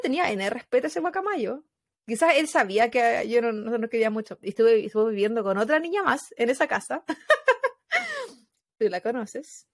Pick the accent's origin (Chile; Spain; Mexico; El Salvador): Chile; moved away; Como personas chilenas que vivimos en el extranjero